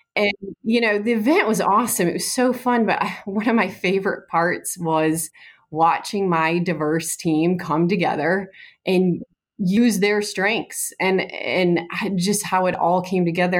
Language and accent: English; outside of Detroit, Michigan, United States; moved away; I grew up outside of Detroit